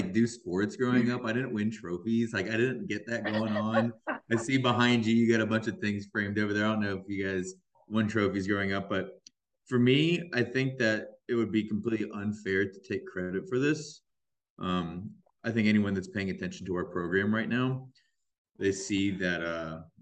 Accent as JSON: {"language": "English", "town": "Atlanta", "region": "Georgia", "country": "United States", "also_born_or_lived": "California", "moved": "yes", "said": "I'm originally from Georgia, from Atlanta."}